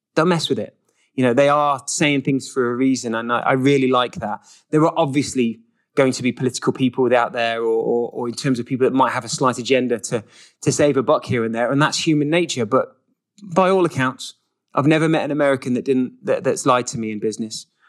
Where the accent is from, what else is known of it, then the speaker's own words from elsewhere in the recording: England, United Kingdom; moved away as an adult; also born or lived in Switzerland; now in United States; another English person here in America